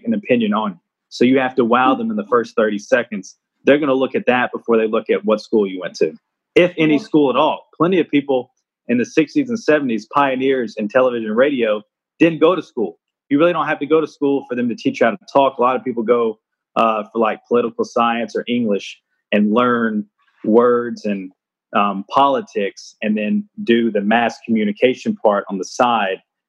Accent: Jackson, Tennessee, United States; I'm from Jackson, Tennessee.

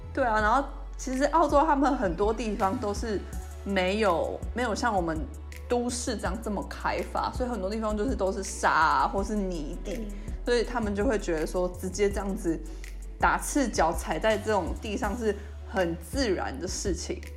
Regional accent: Taiwan; also born or lived in Australia; 我们台湾人

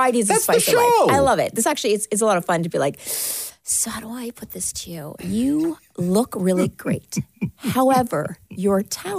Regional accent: Canada; I'm so proud as a Canadian

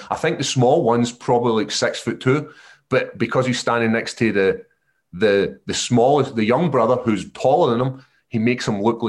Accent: Scotland, United Kingdom; it's pretty positive being Scottish.

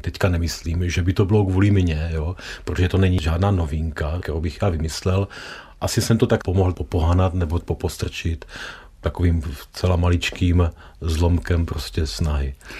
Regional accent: South Moravian Region, Czechia; u nás na Jižní Moravě

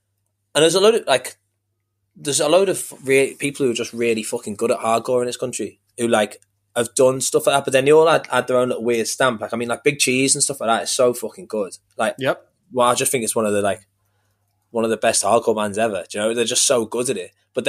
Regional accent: New Brighton, North West England, United Kingdom; Because I grew up in New Brighton, which is over the water. So basically like, it's like a shitty little like seaside town.

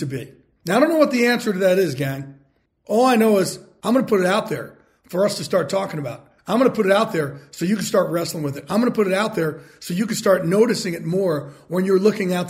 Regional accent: Jersey Shore, New Jersey, United States; I grew up in the Jersey Shore

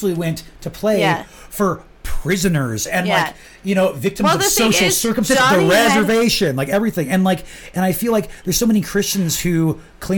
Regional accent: South Dakota, United States; accent: Midwestern; moved away as an adult; now in Albuquerque, United States; my home state, South Dakota

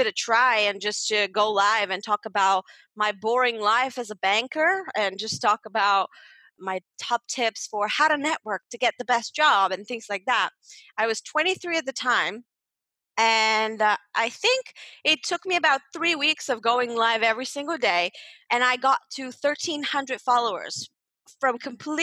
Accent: Bulgaria; moved away as an adult; also born or lived in United Kingdom; now in Malta; Growing up in Bulgaria, my big dream was to become a lawyer

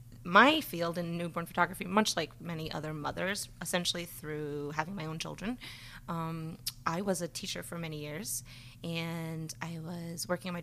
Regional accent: Rhode Island, United States; also born or lived in Nebraska / Philadelphia; I grew up in Rhode Island, so I am a New Englander, born and raised, and then moved out to the Midwest for a while, then lived out in Philly, and now I'm back in Rhode Island.

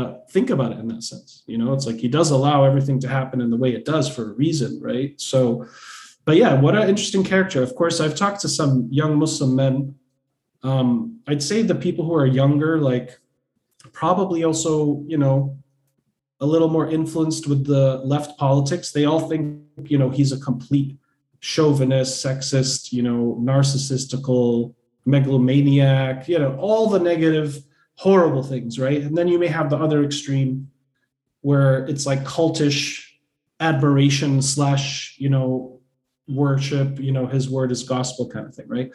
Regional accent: Boston, Massachusetts, United States; I'm also Bostonian

